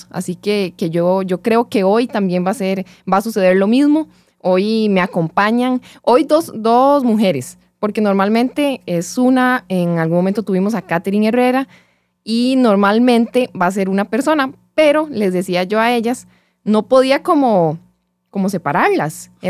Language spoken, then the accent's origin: Spanish; Belén, Heredia, Costa Rica; Somos ahí, de Belén las dos.